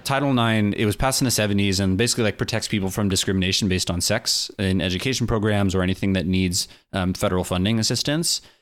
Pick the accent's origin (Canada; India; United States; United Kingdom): United States; Hermosa Beach, California; my hometown of Hermosa Beach, California